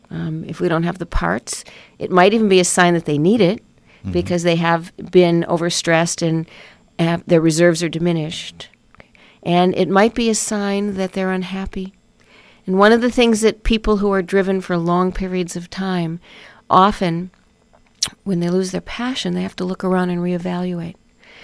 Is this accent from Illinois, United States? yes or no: yes; Chicago, Illinois, United States; now in Malibu, United States; because I'm from Chicago. I grew up there.